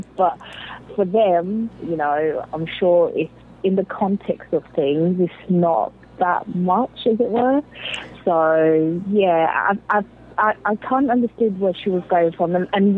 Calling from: London, United Kingdom; I'm calling from London. It's like 1 a.m.

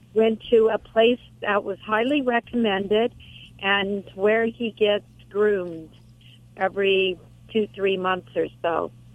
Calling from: Huntington Beach, California, United States; I'm calling from Huntington Beach, oh, California.

